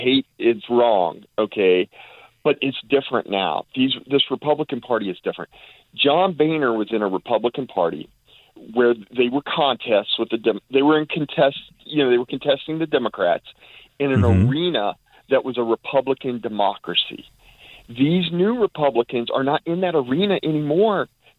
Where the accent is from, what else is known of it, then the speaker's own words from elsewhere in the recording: United States; also born or lived in Germany; I'm an American.